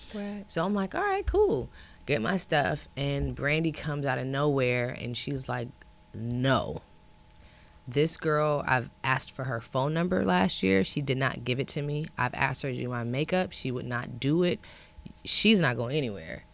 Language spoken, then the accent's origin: English; Ohio, United States; moved away; I'm from Ohio